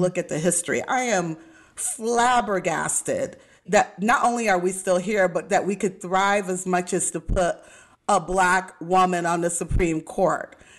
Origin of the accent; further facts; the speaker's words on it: Midwest, United States; moved away; also born or lived in Texas; I was raised in the Midwest, and we were in the Bible Belt of Texas